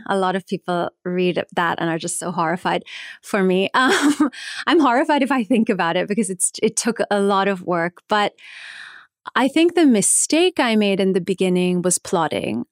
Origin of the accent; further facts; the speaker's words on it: New Jersey, United States; I grew up in New Jersey.